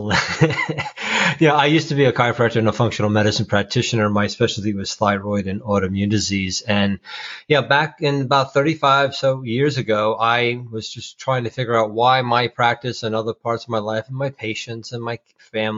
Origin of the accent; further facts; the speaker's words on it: New Jersey, United States; I'm from Jersey